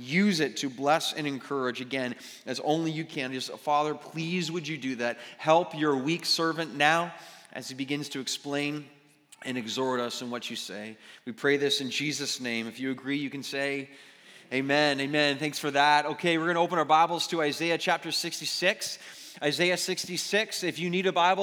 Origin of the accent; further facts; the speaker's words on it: Mississauga, Ontario, Canada; I was born and raised in Mississauga